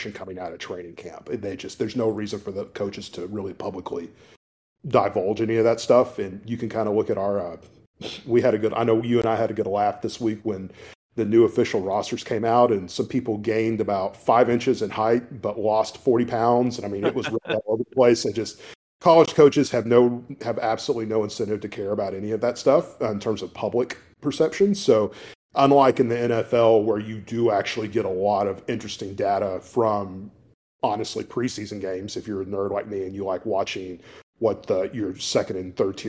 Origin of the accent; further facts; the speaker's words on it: Paris, Texas, United States; moved away; my hometown back in Paris and drove by the old football stadium that I used to play